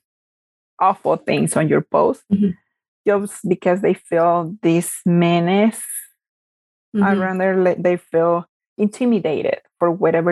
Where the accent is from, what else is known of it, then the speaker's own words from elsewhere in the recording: Mexico; moved away; I was born and raised back in Mexico.